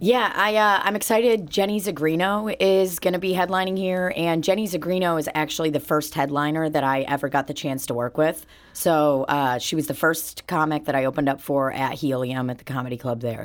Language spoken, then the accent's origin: English; Belarus; moved away; I was born in Belarus and, uh, I ha, I grew up with Russian parents